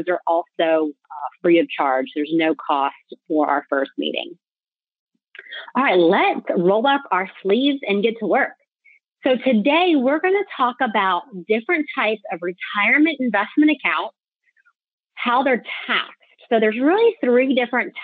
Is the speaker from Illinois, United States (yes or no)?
no; Tallahassee, Florida, United States; now in Jacksonville, United States; I'm in Jacksonville, but I'm from Tallahassee